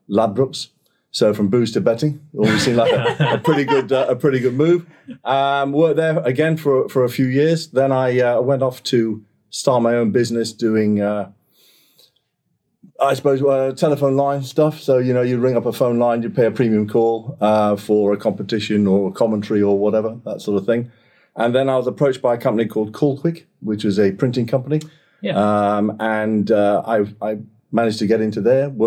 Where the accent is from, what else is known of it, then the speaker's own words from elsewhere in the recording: Singapore; moved away as an adult; now in United Kingdom; I was born in Singapore, spent 18 years uh, out there, education and all that sort of stuff. Came back to the UK um, after I finished my A levels, went to college.